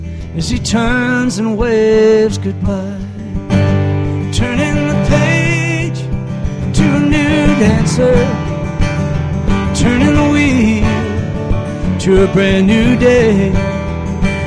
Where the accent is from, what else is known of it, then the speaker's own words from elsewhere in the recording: Wisconsin, United States; I'm mostly Irish descent, but I'm from Wisconsin.